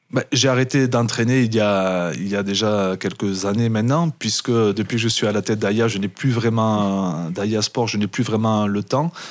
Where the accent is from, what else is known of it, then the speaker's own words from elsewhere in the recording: Perpignan, Occitania, France; moved away as an adult; also born or lived in Biarritz; je suis né à Perpignan, je suis un enfant du pays catalan, j'ai toujours grandi là-bas